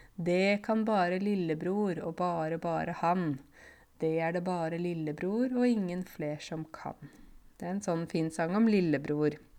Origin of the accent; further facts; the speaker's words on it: Norway; jeg har vokst opp i Norge, gått på norsk barnehage, eh, norske foreldre